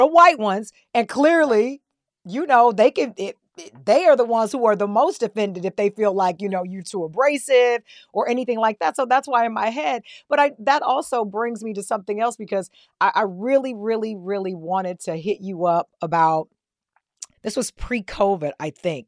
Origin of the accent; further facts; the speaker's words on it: Ottawa, Tennessee, United States; I'm a country girl. I come from Ottawa, Tennessee, right outside of Chattanooga, right outside of Nashville, raised on a farm